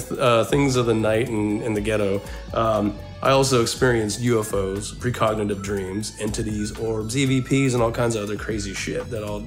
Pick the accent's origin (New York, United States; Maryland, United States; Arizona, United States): Arizona, United States; Phoenix; So, I grew up in West Phoenix.